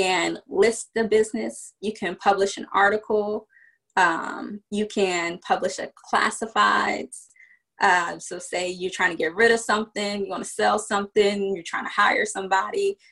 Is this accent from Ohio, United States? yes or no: no; Virginia, United States; also born or lived in New York / Washington, D.C. / Prince George's County, Maryland; I was born in New York, but I grew up in Virginia